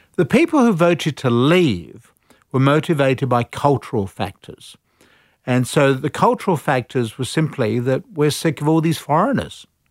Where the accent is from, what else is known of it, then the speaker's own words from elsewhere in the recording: United Kingdom; moved away as an adult; now in Australia; I'm a Brit. So I came out here under the Commonwealth Scholarship Plan.